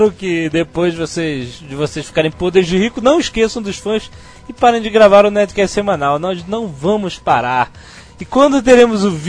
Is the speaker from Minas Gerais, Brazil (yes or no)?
no; Natal, Rio Grande do Norte, Brazil; É o …, é o …. Sou de Natal.